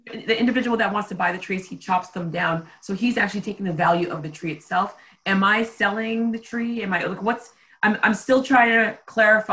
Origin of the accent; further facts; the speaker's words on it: Haiti; now in United States; I'm from Haiti